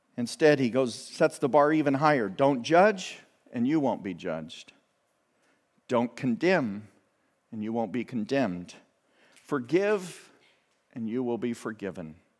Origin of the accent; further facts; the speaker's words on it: United States; as good American citizens